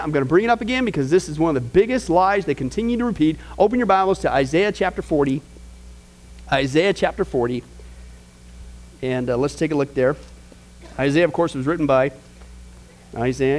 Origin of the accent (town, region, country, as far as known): Midwest, United States; born or raised there